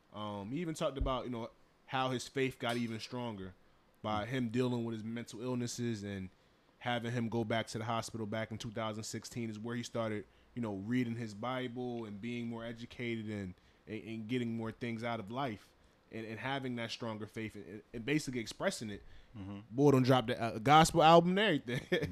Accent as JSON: {"language": "English", "country": "United States", "tie": "born or raised there", "also_born_or_lived": "Liberia", "said": "growing up in America, I'm, I'm a Liberian born, and you feel me, citizen"}